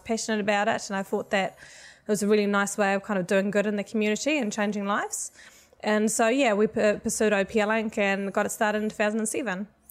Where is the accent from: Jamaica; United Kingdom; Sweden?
Sweden; moved away as an adult; also born or lived in United States; now in New Zealand; I'm actually originally from Sweden